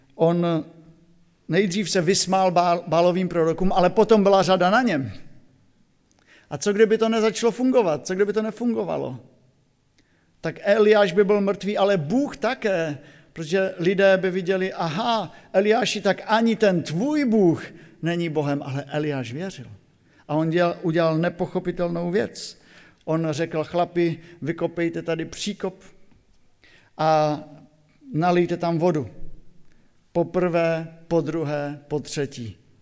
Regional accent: Silesia, Czechia; now in Oldřichovce, Slovakia; u nás na Slesku

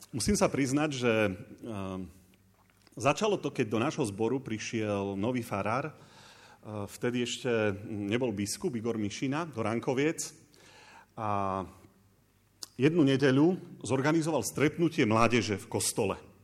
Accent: Bačkovík, Košice Region, Slovakia; Som chalan z dediny a moja žena by už ma opravila, že už nie si chalan, veď už máš 43 rokov, tá čo to rozprávaš. Uh, som z Bačkovika.

